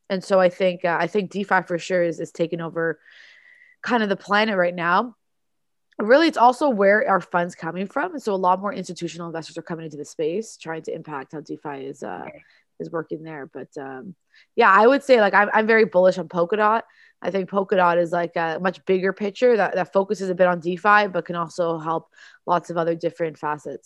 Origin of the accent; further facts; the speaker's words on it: Toronto, Ontario, Canada; I'm from Toronto in Canada